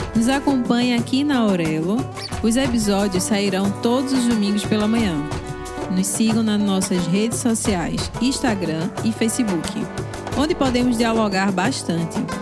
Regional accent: Northeast Region, Brazil; eu sou do Nordeste

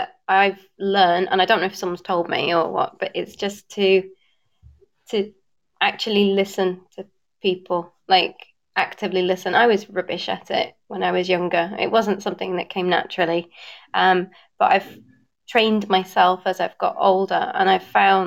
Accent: Bradford, Yorkshire and the Humber, United Kingdom; also born or lived in north of Portugal; now in Portugal; I'm from Bradford, so actually I'm used to cutting vowels

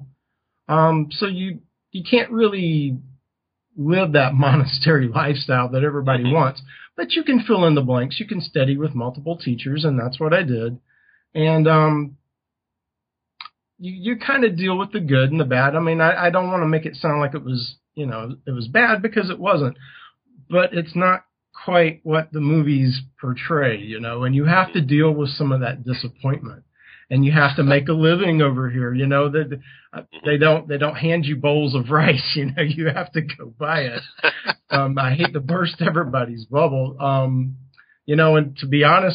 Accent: United States; moved away as an adult; also born or lived in Taiwan; back in my hometown, back in the States

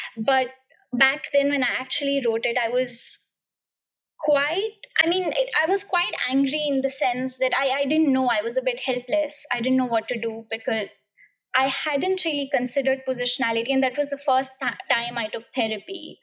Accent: India; English is a second language; moved away as an adult; also born or lived in Cambridge, United Kingdom; now in United Kingdom

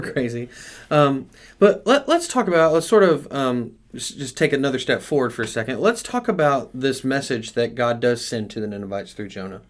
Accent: United States; as American Christians

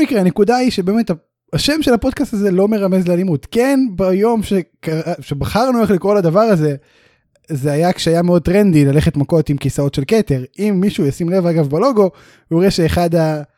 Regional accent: Beersheba, Southern District, Israel; אנחנו שנינו גדלנו ומתחנכים וזה בבאר שבע

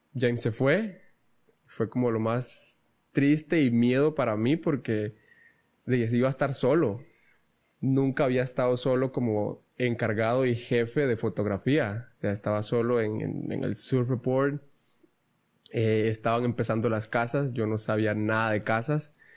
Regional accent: Ostional, Guanacaste, Costa Rica; yo vengo de Ostional y hasta guiones pues está lejos.

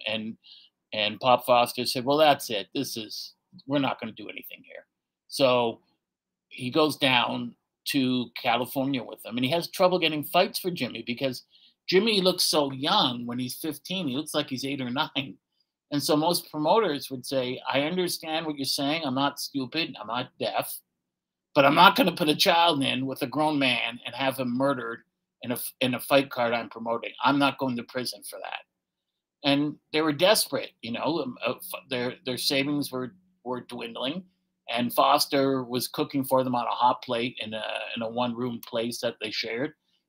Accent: Canada; Farming's the backbone of our country and always has been

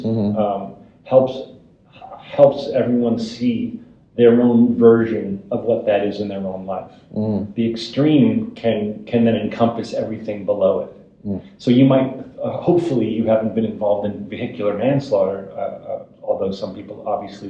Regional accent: New Jersey, United States; Jersey, which is a character which I like writing about, my hometown

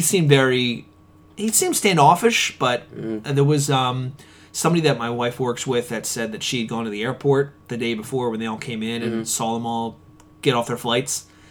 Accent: Conshohocken, Pennsylvania, United States

